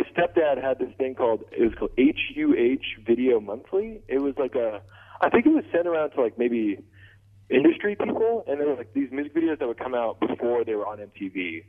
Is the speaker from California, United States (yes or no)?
yes; Torrance, California, United States; now in Long Beach, United States; I'm actually from Torrance, California. Oh, well, yeah, Torrance, California, which is 25 minutes away, pretty close.